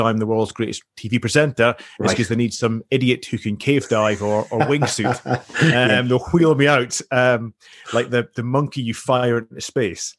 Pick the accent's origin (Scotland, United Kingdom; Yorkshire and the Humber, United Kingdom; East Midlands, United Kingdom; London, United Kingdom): Scotland, United Kingdom; Highlands of; I grew up in the Highlands of Scotland.